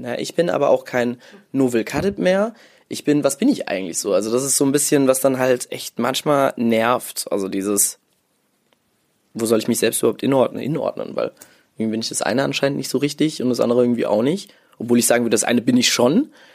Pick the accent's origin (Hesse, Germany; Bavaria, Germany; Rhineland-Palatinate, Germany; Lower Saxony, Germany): Rhineland-Palatinate, Germany; Mainz; also born or lived in Morocco; ich bin in Mainz aufgewachsen, beziehungsweise im Dorf in der Nähe von Mainz.